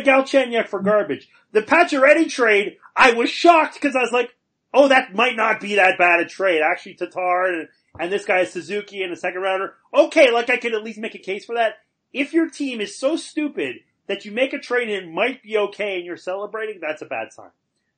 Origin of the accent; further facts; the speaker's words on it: Montreal, Quebec, Canada; moved away; my hometown